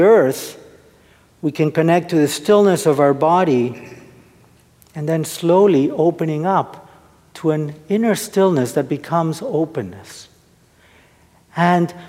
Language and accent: English; Argentina; now in United States; I'm originally from Argentina.